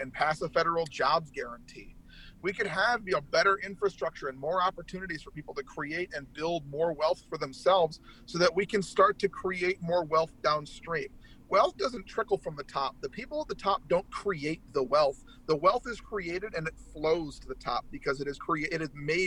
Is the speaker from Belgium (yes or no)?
no; United States; also born or lived in Minnesota / Braintree, Massachusetts (ancestry); as long as I'm living and breathing, I'm an American